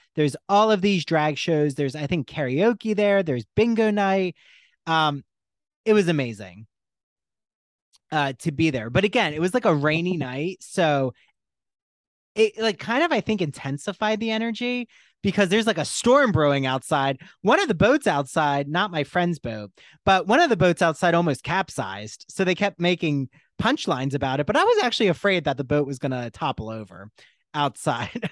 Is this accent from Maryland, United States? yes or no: no; Washington Township, New Jersey, United States; moved away; I'm from New Jersey originally